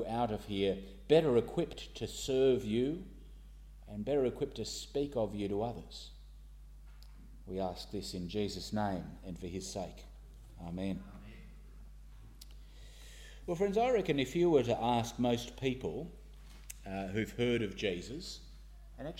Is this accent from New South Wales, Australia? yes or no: yes; Sydney, New South Wales, Australia; moved away as an adult; now in Northern Ireland, United Kingdom; I grew up in St Ives